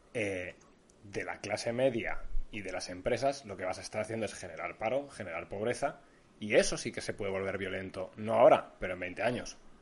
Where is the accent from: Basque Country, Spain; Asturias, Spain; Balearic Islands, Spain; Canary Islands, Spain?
Basque Country, Spain; País vasco, aquí somos todos muy progres, somos todos muy vascos